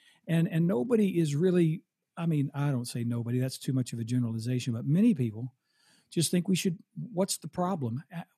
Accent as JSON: {"language": "English", "town": "Oklahoma City", "region": "Oklahoma", "country": "United States", "tie": "born or raised there", "said": "I grew up in Oklahoma City."}